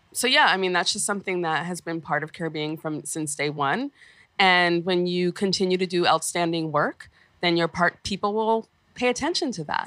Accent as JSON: {"language": "English", "region": "New York", "country": "United States", "tie": "born or raised there", "said": "growing up in Flatbush"}